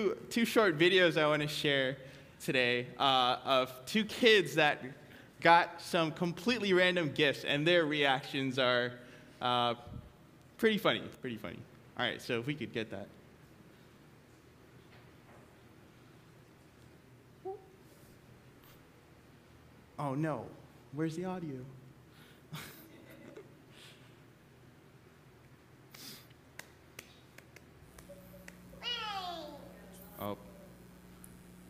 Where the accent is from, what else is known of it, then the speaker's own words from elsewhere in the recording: New York, United States; now in Hawaii, United States; I grew up in New York